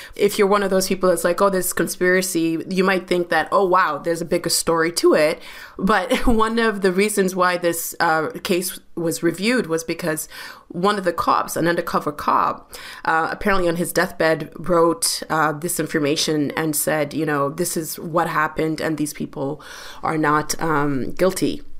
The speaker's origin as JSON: {"language": "English", "town": "London", "region": "Ontario", "country": "Canada", "tie": "born or raised there", "said": "I grew up in London, Ontario"}